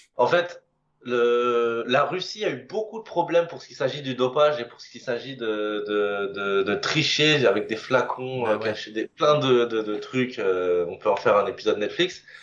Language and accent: French; Moissy-Cramayel, Île-de-France, France; je viens d'une petite commune qui s'appelle moissy cramayel pour les connaisseurs. Alors, c'est pas très connu, hein, c'est en région parisienne, plutôt dans le sud